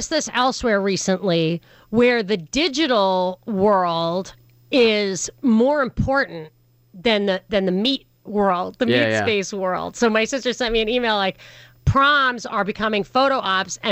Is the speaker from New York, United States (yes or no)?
yes; New York City, New York, United States; I grew up in New York City